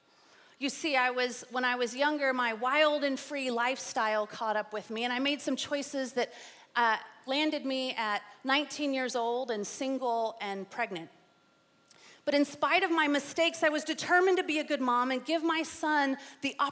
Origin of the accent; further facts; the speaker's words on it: San Antonio, Texas, United States; I grew up here in San Antonio in the 80s and 90s